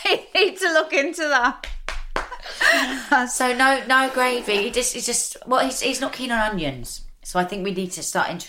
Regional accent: Camden, London, United Kingdom; I love London. It's, you know, I was born in Camden. I'm an East London girl, really.

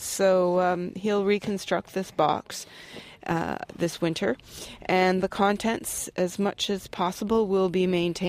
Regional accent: Pembroke, Ontario, Canada; I'm from Pembroke, Ontario, Canada.

